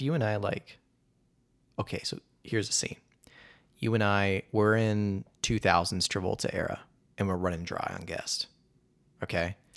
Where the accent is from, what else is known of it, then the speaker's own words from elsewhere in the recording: Indiana, United States; moved away; I was just back at my home state, Indiana